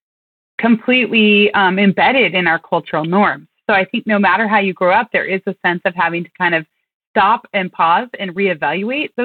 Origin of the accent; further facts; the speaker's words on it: Western Oregon, United States; I grew up in Western Oregon.